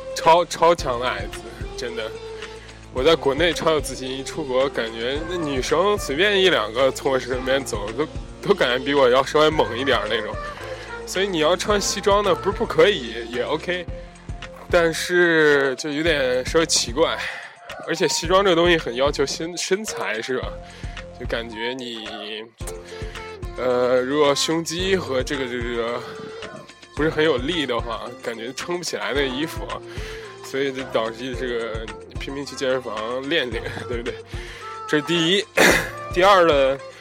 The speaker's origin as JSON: {"language": "Chinese", "country": "China", "moved": "yes", "said": "一进那个场子就我一个中国人"}